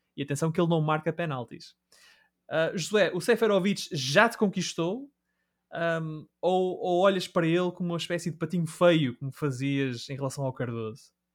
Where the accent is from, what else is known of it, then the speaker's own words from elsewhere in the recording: Braga, Norte, Portugal; nós três que crescemos na, em Braga e na zona envolvente